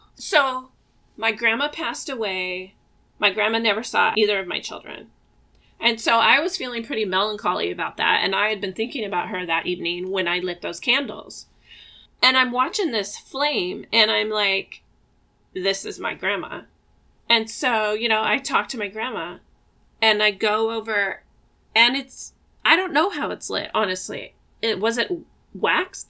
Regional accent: Eugene, Oregon, United States; I was born in Eugene, Oregon, and I live about 15 minutes away from the house that I grew up

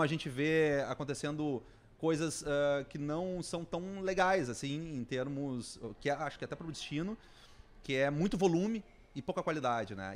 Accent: Gramado, Rio Grande do Sul, Brazil; sou de Gramado

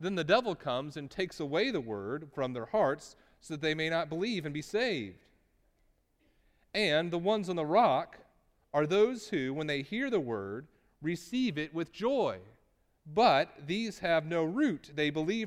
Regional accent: Texas, United States; I'm from Texas

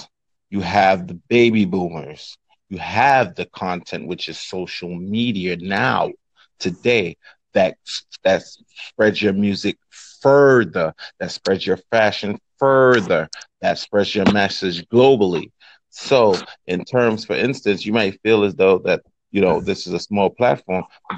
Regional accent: Brooklyn, New York, United States; I'm from Brooklyn, New York, and my brand is the Low Life brand.

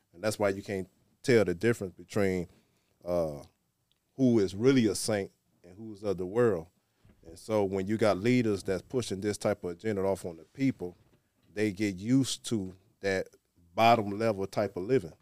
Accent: Muskegon Heights, Michigan, United States; now in Detroit, United States; I'm originally from Muskegon Heights

